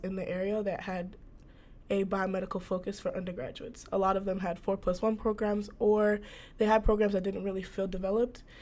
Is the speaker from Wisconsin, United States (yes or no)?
no; Shaker Heights, Ohio, United States; I went to school, high school in Shaker Heights, so I did grow up in Ohio